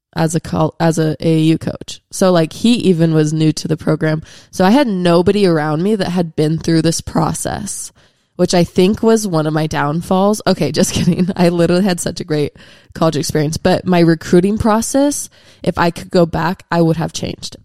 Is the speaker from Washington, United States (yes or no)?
yes; Washington, United States; I'm from Washington State, so I didn't really grow up around a lot of L D S people